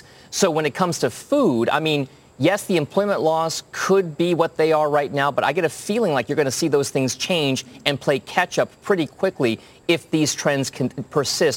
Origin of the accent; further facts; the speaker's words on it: Connecticut, United States; my home state of Connecticut